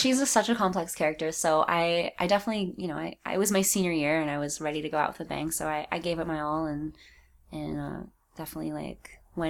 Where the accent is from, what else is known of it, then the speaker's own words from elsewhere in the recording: California, United States; I think I'm a California girl.